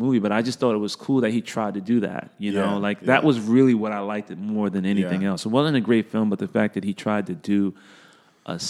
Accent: United States; When you're a kid growing up in America, if you're African American

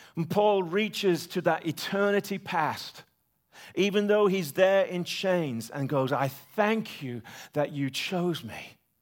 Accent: United Kingdom; The British Empire, my country, gone

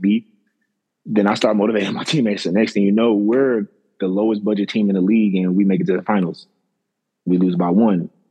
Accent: Kansas City, Missouri, United States; I'm from Kansas City, Missouri

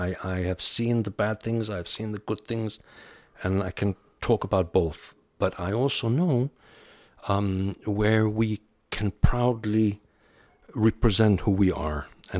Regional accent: DR Congo; born there; also born or lived in Pakistan / Vienna, Austria; I was born in the Belgian Congo. I lived in Pakistan for a couple of years. We went to Vienna.

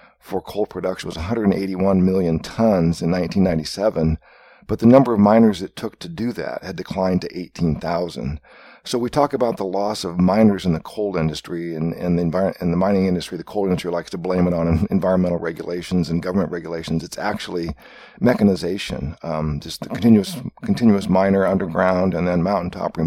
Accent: Iowa, United States; moved away as an adult; also born or lived in New York / Seattle / Portland / West Virginia; I was born and raised in Iowa

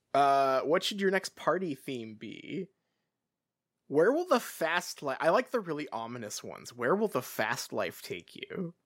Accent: England, United Kingdom; I grew up in England

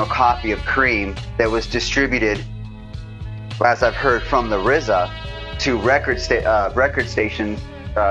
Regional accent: Los Angeles, California, United States; Growing up in LA, I had a, you know, grew up with a lot of the influences

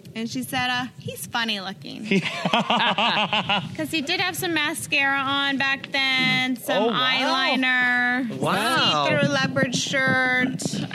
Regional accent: Wisconsin, United States; moved away as an adult; also born or lived in Los Angeles; I was from Wisconsin, and I moved to LA to make my dreams come true.

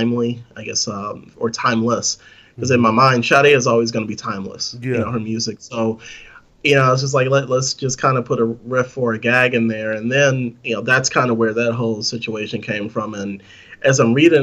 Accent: California, United States; growing up in California

